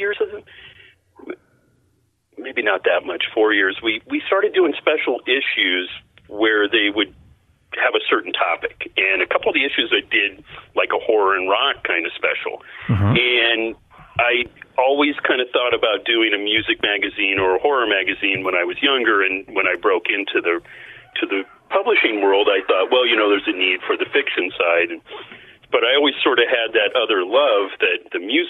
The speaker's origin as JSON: {"language": "English", "town": "Portland", "region": "Oregon", "country": "United States", "tie": "born or raised there", "said": "I grew up in Portland"}